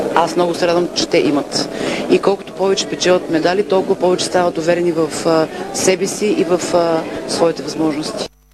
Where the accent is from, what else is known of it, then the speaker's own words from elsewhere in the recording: Bulgaria; бяхме всички горди като българи